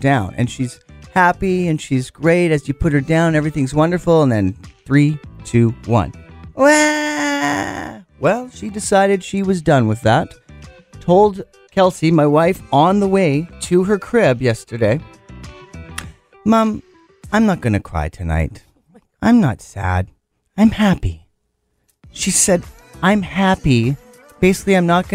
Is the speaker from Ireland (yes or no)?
no; Okanagan, British Columbia, Canada; moved away as an adult; growing up in Okanagan